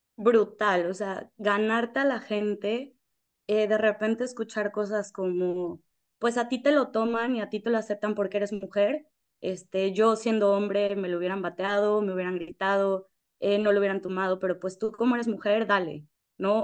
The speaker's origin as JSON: {"language": "Spanish", "country": "Mexico", "also_born_or_lived": "Paraguay / Puerto Rico / Spain", "moved": "as an adult", "lives_now": "Dominican Republic", "said": "yo soy de México"}